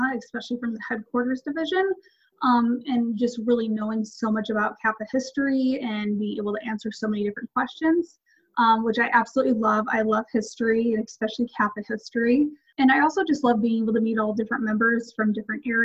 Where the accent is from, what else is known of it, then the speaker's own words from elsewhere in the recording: Chicago suburbs, Illinois, United States; moved away as an adult; now in Michigan, United States; I'm originally from the Chicago suburbs, but I just recently moved to Michigan.